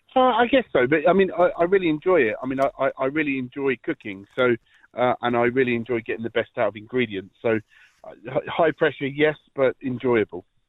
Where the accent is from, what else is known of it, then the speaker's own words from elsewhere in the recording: near Gatwick Airport, South East England, United Kingdom; moved away as an adult; now in County Laois, Ireland; I grew up in the uh, in the south of south of England, at the end of the runway near Gatwick Airport